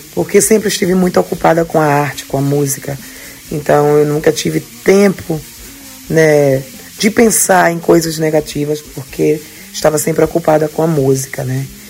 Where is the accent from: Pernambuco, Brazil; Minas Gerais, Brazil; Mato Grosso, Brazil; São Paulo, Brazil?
Pernambuco, Brazil; Recife; now in Europe; eu sou pernambucana, recifense com orgulho